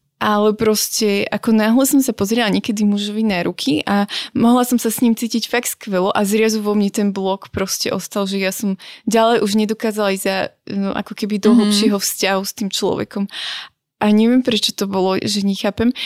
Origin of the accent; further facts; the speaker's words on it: Brezno, Banská Bystrica Region, Slovakia; ja som vlastne z Briezna